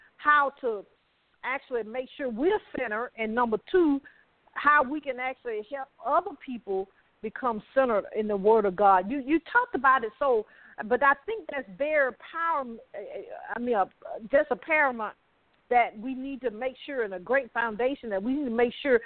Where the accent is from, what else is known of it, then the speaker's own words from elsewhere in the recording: the South, United States; I'm from the South